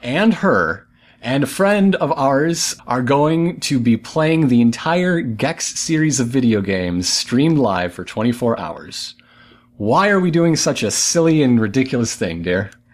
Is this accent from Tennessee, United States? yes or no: no; Flint, Michigan, United States; I'm from Flint